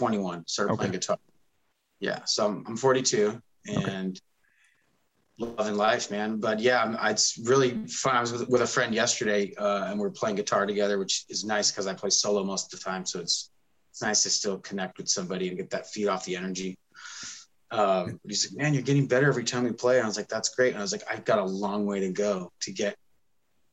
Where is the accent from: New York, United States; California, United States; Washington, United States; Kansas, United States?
Washington, United States; Bellevue; I grew up in Bellevue, which is probably one of the other bigger cities now since it's been growing